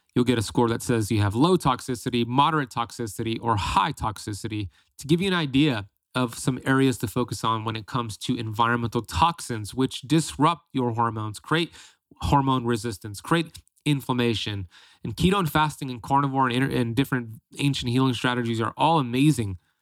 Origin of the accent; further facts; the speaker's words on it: Florida, United States; in Florida, like myself